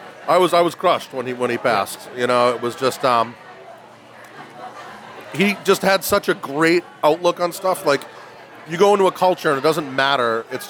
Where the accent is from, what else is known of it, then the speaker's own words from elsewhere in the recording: Woburn, Massachusetts, United States; I grew up in Woburn.